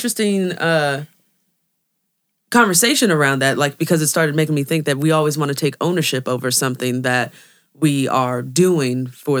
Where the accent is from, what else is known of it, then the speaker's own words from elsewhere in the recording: the Bay Area, California, United States; Because I'm from the Bay.